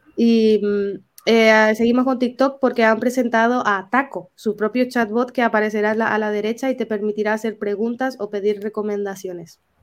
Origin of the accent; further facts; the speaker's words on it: Paraguay; moved away; hablo en mi país, ¿no? En, Paraguay es muy común esto